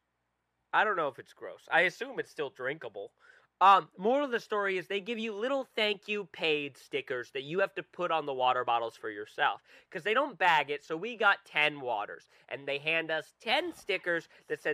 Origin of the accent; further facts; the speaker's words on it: Rhode Island, United States; we're from Rhode Island